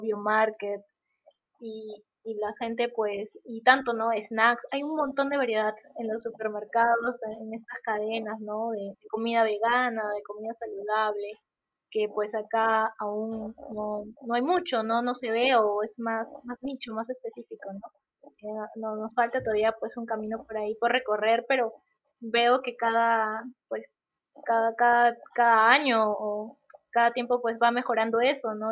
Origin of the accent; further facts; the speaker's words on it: Trujillo, La Libertad, Peru; yo soy de Trujillo, pero mi familia vivía en diferentes partes del Perú por trabajo